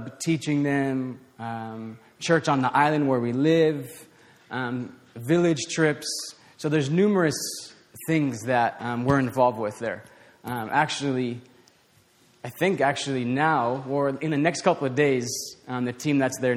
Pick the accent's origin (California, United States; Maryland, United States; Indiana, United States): California, United States; Southern; now in Uganda; I'm from Southern California, so we went to Southern California to visit family